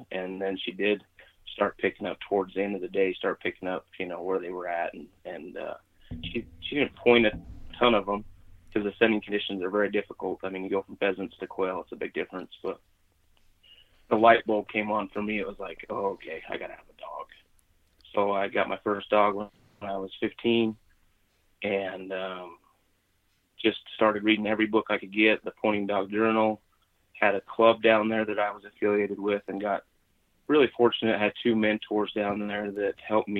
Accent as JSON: {"language": "English", "region": "Utah", "country": "United States", "tie": "born or raised there", "said": "I grew up in Southern Utah and I grew up fishing and hunting mule deer a lot as a young boy until I was about 10 or so."}